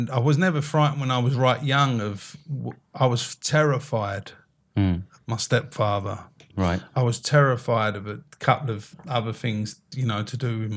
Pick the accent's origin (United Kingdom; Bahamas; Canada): United Kingdom; oh, we're, we're, British. We're British.